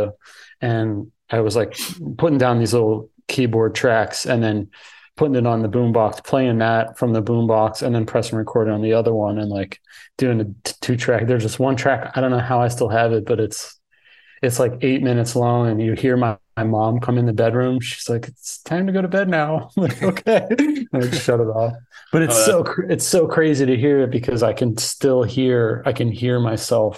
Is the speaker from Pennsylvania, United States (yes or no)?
yes; Philadelphia, Pennsylvania, United States; I grew up in Philly